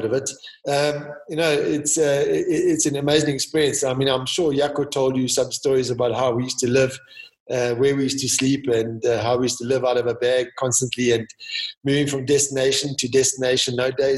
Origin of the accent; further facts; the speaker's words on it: South Africa; I'm South African.